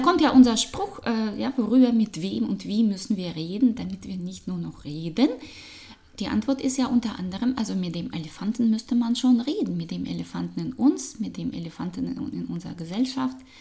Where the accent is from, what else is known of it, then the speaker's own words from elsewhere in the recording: Russia; German is a second language; moved away; Mensch, Frau, Russin, äh, Business Trainerin, äh, Change Beraterin und Coach äh, mit sehr viel internationalem Hintergrund. Das hört man meinem Akzent